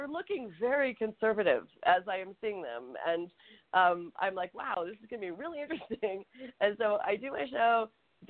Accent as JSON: {"language": "English", "town": "Atlanta", "region": "Georgia", "country": "United States", "said": "I'm from Atlanta. Like, my family is Southern."}